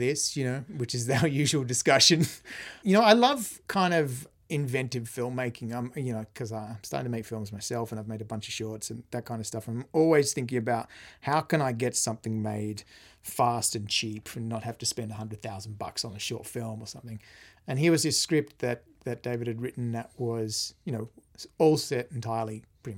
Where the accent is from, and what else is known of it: Australia; also born or lived in London